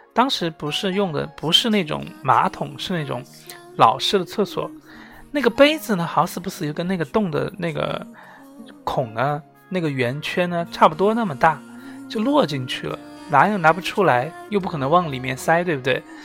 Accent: Sichuan, China; 我作为四川人

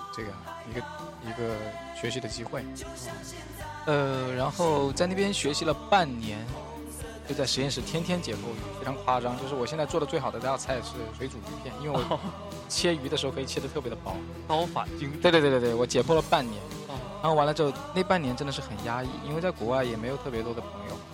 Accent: Ganzhou, Jiangxi, China; moved away as an adult; also born or lived in Beijing; 我的老家是在江西的赣州哦，在那个地方有一个叫做赣南师范学院的学校

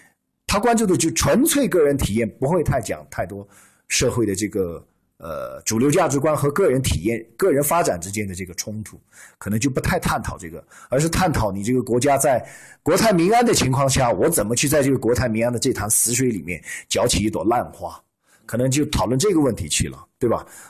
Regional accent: China; 如果用我们中国人的一句话，

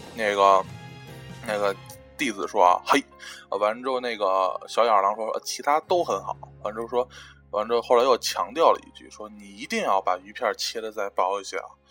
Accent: China; 作为一个中国人

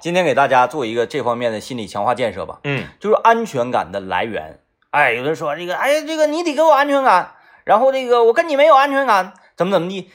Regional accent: near Linjiang, Changbai Mountain area, Jilin, China; moved away; also born or lived in Cangzhou, Hebei; 临江嘛嗯，啊，也是在我老家辐射范围之内

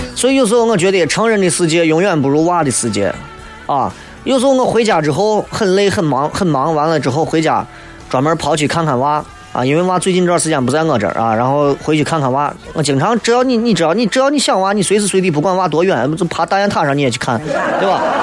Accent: Xi'an, Shaanxi, China; 作为一名八零后，作为一个西安人

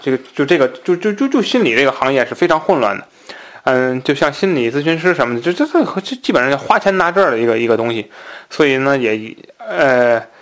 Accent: Tianjin, China; accent: Tianjin dialect; 那我们天津话讲瞎鬼啊

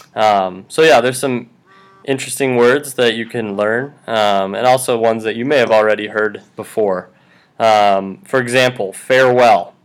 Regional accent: Wyoming, United States; moved away; I am from Wyoming

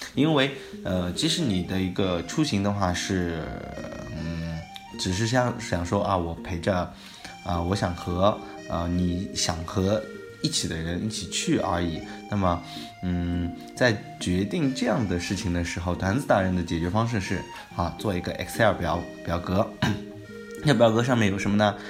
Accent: China; 我们中国人

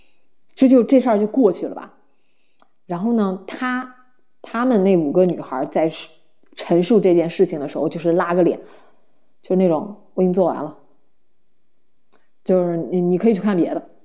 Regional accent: China; now in Canada; 我是中国人

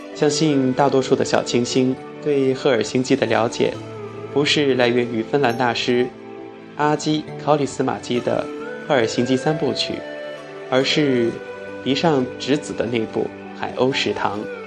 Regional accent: China; 因为我们是中国人

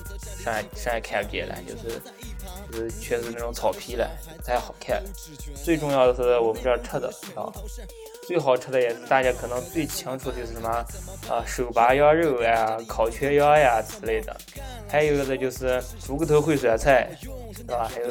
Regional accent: Ordos, Inner Mongolia, China; 我呀，我就说道说道我的家乡鄂尔多斯伊克昭嘛。

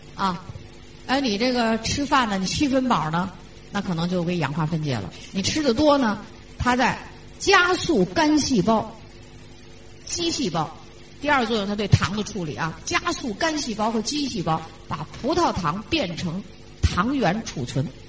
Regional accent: China; 咱们中国人

